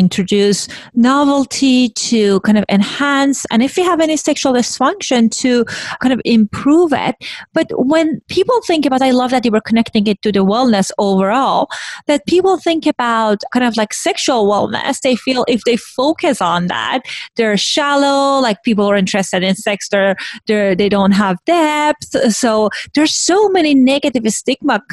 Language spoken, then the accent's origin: English; Iran; moved away; I grew up in Iran, which was like post-revolution.